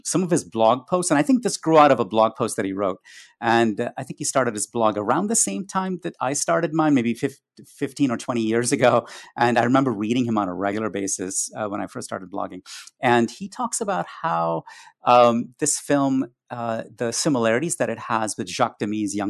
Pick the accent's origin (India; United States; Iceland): India; growing up in India